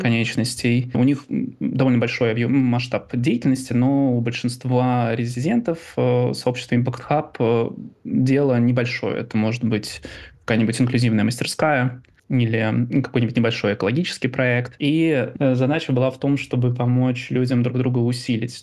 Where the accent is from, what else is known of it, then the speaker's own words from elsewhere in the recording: Ivanovo, Ivanovo Oblast, Russia; moved away; Родился в 88 году в городе Иваново. Славный текстильный край. Люблю говорить о том, откуда я родом